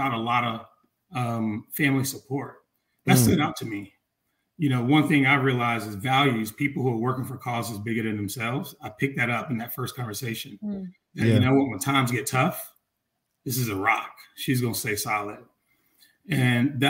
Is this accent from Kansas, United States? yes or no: no; Atlanta, Georgia, United States; moved away as an adult; also born or lived in Chicago; I'm leaving Atlanta, growing up in the South, moving to Chicago